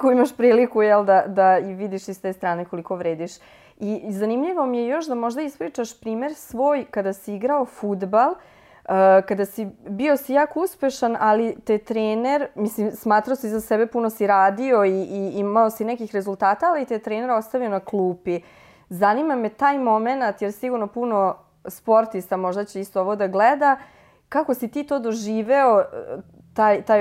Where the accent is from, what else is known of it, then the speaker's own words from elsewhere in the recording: Futog, Vojvodina, Serbia; mi smo bili iz Futoga, nije selo, ali nekako drugačije to se funkcionisalo